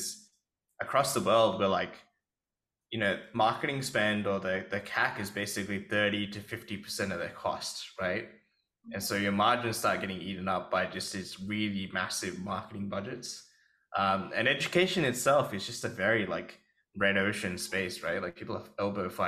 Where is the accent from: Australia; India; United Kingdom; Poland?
Australia; as an Australian guy